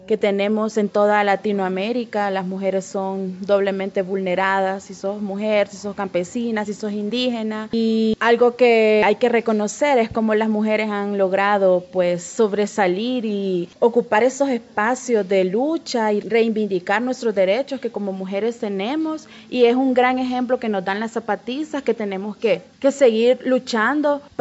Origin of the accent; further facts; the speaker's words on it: El Salvador; del Salvador, de la Federación de Cooperativas de la Reforma Agraria.